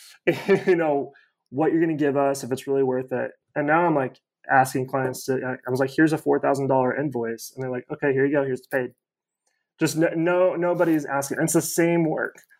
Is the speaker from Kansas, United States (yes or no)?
yes; Kansas, United States; now in Atlanta, United States; I live in Atlanta, um, born and raised in Kansas